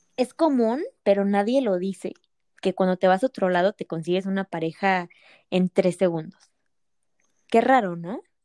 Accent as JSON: {"language": "Spanish", "country": "Mexico", "said": "México te extraño y en un día quiero regresar"}